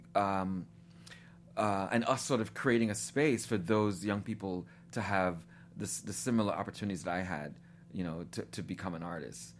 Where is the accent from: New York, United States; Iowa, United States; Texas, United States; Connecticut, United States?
New York, United States; moved away as an adult; also born or lived in Guyana / Nashville, Tennessee; I was born in Guyana in South America, um, and my family immigrated to New York when I was seven years old.